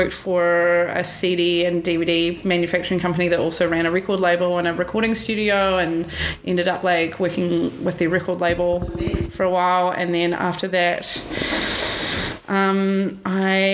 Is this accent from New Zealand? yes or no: yes; New Zealand; moved away as an adult; also born or lived in United States; now in Australia; I grew up in New Zealand